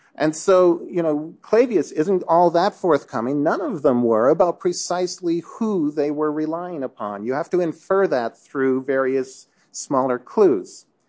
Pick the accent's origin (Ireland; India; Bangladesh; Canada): Canada; I'm from Canada